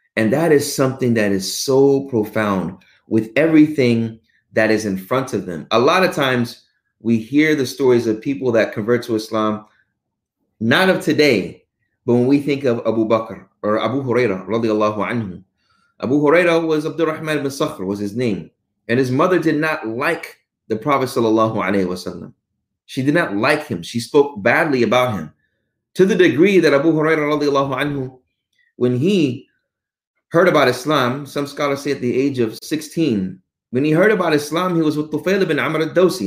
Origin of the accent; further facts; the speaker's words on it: Houston, Texas, United States; also born or lived in Arlington, Texas; I was born in Arlington, but only stayed in Arlington for about a year, and then raised in Houston my whole